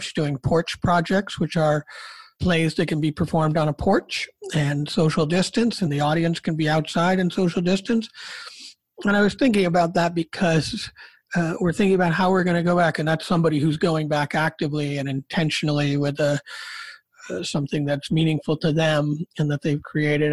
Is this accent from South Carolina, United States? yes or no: no; Rochester, New York, United States; I'm from Rochester